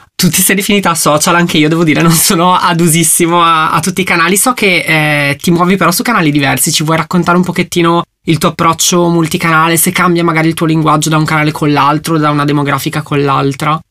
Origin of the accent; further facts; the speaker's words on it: Brescia, Lombardy, Italy; io sono di Brescia, quindi sono particolarmente appassionato di Leonesse perché è il simbolo della nostra città